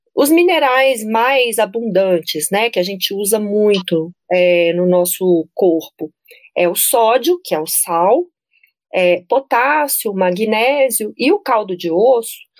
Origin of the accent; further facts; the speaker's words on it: Brasília, Federal District, Brazil; eu sou de Brasília